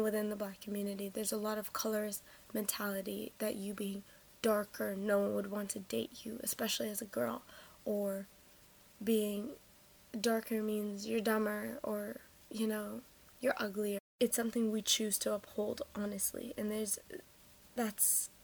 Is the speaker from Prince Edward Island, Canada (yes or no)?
no; Toronto, Ontario, Canada; I'm from Toronto, Canada